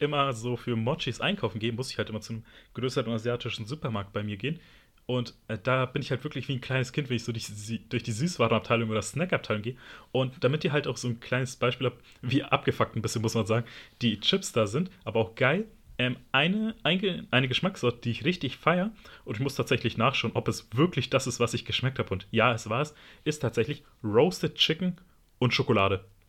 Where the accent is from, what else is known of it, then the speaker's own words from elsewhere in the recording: Berlin, Germany; als Berliner, da haben wir halt eine große Streetfood-Kultur